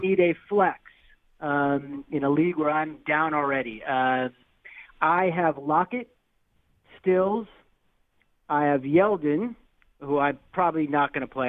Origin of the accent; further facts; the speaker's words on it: California, United States; now in Boise, United States; I'm actually from California